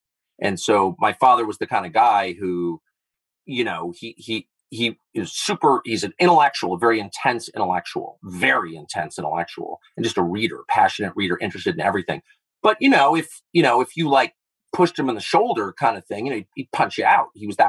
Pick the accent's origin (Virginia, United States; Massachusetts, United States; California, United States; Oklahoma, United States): California, United States; Los Angeles; I grew up in Southern California at a time when people were doing really weird stuff.